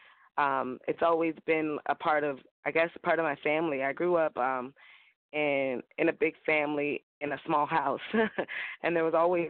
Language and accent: English; Miami, Florida, United States; also born or lived in New Orleans / Southeast Asia / Fort Lauderdale; I was born and raised in Miami, and now I'm in Fort Lauderdale, same thing